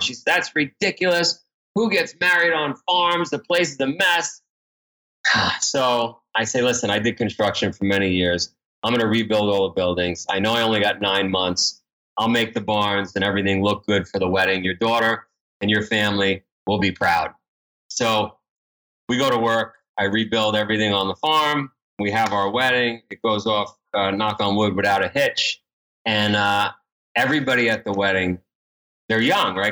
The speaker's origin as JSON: {"language": "English", "town": "New York City", "region": "New York", "country": "United States", "tie": "born or raised there", "said": "I grew up in Ground Zero, uh, for Goodfellow"}